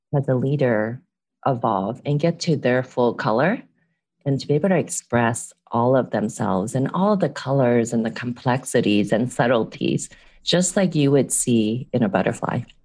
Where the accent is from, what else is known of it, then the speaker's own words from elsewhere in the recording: San Francisco, California, United States; first language English; also born or lived in Hong Kong; I was born in Hong Kong, raised here in San Francisco.